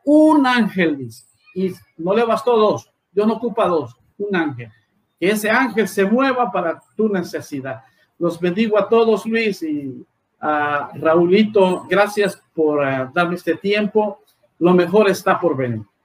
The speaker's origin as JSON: {"language": "Spanish", "town": "La Lima", "region": "Cortés", "country": "Honduras", "said": "nuestra tierra maravillosa, Señor, llamada Honduras"}